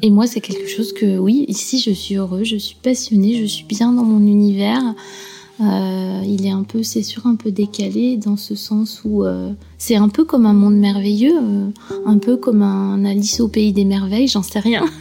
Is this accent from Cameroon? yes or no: no; Clécy, Normandy, France; moved away as an adult; now in Honfleur, France; moi, je suis originaire euh, de Suisse normande, euh, Clécy, Thuriarcourt